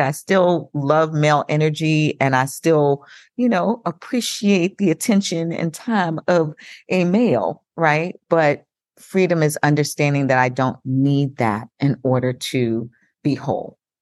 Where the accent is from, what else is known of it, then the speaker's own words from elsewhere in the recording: Long Island, New York, United States; I'm from Long Island, New York